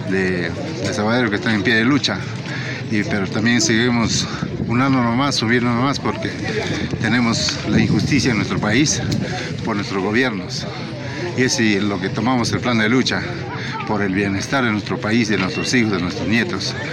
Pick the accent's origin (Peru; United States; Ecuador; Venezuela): Peru; Yo soy de Departamento Callao, de la provincia de Pairabat